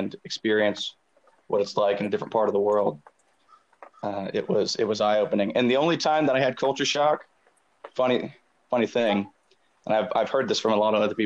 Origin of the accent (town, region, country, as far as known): the South, Southern United States, United States; moved away as an adult; also born or lived in Korea; now in South Korea